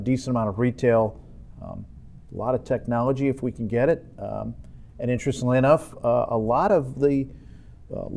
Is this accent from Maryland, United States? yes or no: no; Ann Arbor, Michigan, United States; also born or lived in Ypsilanti, Michigan; I was born in the finest city in the state of Michigan, Ypsilanti. And I immediately, my father, who was a professor at U of M, moved us all to Ann Arbor. I had the good fortune of being an Ann Arborite for the last 53 years